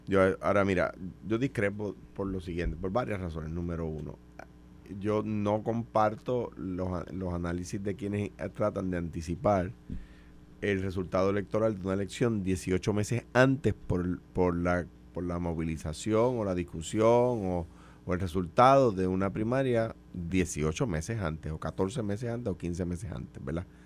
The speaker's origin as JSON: {"language": "Spanish", "country": "Puerto Rico", "said": "siendo puertorriqueños, sin dejar de ser puertorriqueños"}